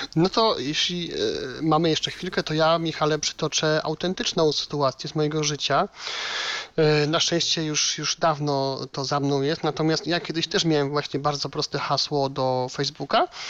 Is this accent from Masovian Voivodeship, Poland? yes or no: no; Silesian Voivodeship, Poland; u nas na Śląsku